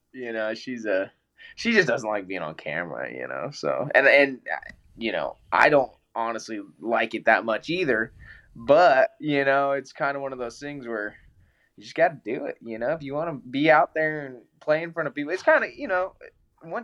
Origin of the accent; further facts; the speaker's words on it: Colorado, United States; I'm from Colorado